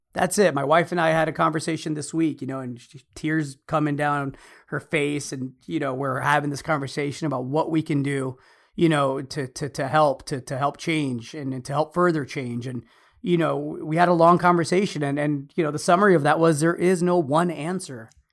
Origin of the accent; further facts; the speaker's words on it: United States; I'm American because I was born here. Mexican American.